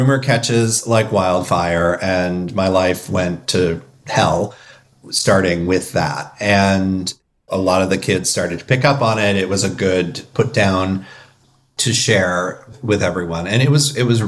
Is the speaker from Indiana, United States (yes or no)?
yes; Indiana, United States; I grew up in Indiana. My family was not from Indiana, but we moved into Indiana